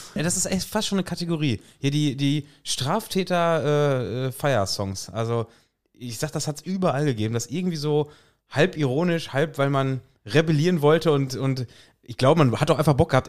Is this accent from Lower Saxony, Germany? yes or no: no; Lippstadt, North Rhine-Westphalia, Germany; bei uns würde man sagen